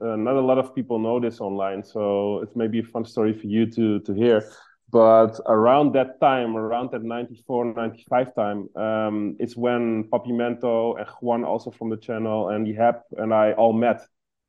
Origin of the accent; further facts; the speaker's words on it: Amsterdam, North Holland, Netherlands; I was born in Amsterdam